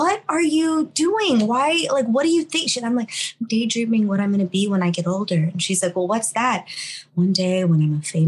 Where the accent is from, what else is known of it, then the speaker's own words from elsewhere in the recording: Los Angeles, California, United States; sixth generation here, born and raised in East